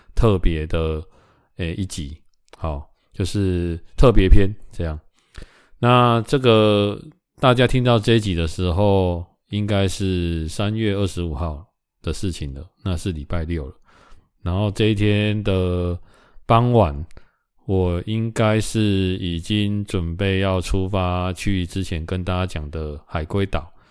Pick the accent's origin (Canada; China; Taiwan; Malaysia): Taiwan; 我们台湾人